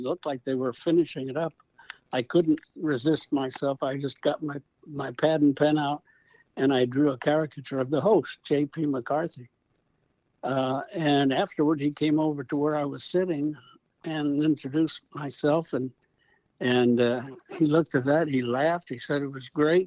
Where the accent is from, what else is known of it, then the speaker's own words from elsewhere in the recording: St. Louis, Missouri, United States; we grew up in South St. Louis in the city